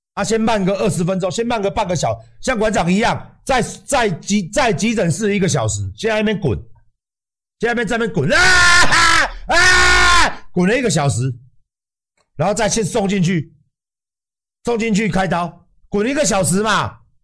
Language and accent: Chinese; Taiwan; 那我们台湾人呢？